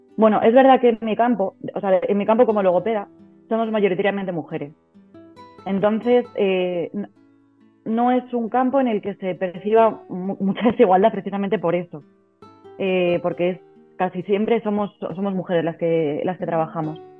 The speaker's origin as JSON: {"language": "Spanish", "town": "Ciudad Rodrigo", "region": "Castile and León", "country": "Spain", "moved": "as an adult", "said": "soy logopeda de Ciudad Rodrigo y mm, hace, va a ser ahora seis años, en julio va a ser seis años que después de, irme por ahí a recorrer el mundo, pues decidí volver y, emprender en, mi localidad."}